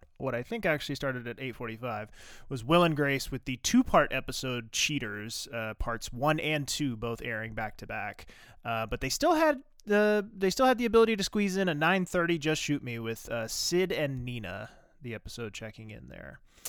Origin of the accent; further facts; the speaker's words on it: the South, United States; I grew up in the South